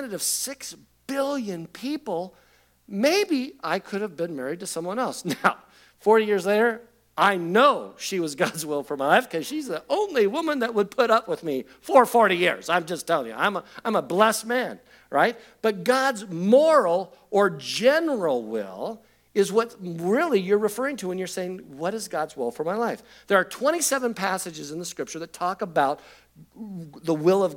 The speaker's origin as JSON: {"language": "English", "town": "Covina", "region": "California", "country": "United States", "tie": "born or raised there", "said": "I'm graduating from Covina High School"}